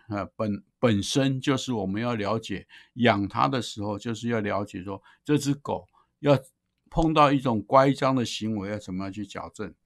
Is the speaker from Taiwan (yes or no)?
yes; Taiwan; 尤其是我们台湾人那么多哈